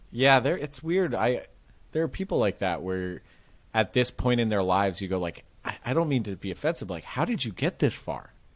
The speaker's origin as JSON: {"language": "English", "area": "Marin", "region": "California", "country": "United States", "tie": "born or raised there", "said": "I grew up in Marin, which is just north of it."}